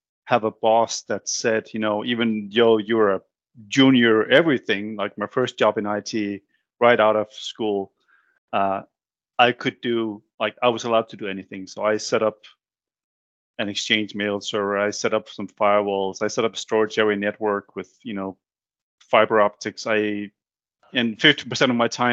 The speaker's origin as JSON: {"language": "English", "country": "Denmark", "tie": "born or raised there", "said": "growing up in Denmark"}